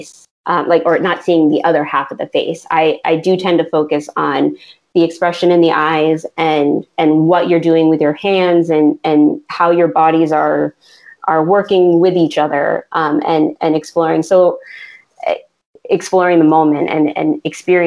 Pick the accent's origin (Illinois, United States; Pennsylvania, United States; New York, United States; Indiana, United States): Pennsylvania, United States; now in Orlando, United States; I grew up in Pennsylvania, which is 16 hours north of where I live now in Orlando.